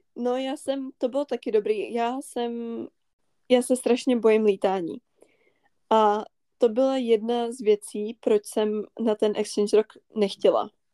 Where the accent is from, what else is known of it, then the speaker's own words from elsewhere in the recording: northern Bohemia, Czechia; jsme ze severu Čech